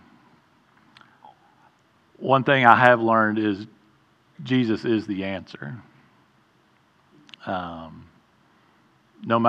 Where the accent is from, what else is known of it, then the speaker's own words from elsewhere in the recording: Mount Juliet, Tennessee, United States; I grew up mostly here in Mount Juliet. Went to Mount Juliet Elementary, Mount Juliet Junior High, Mount Juliet High School